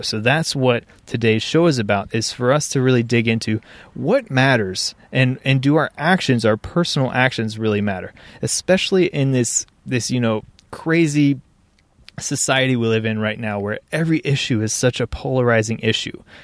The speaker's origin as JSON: {"language": "English", "town": "Cincinnati", "region": "Ohio", "country": "United States", "tie": "born or raised there", "said": "the greater Cincinnati region, which is, is where I live, my hometown, proud to call it home"}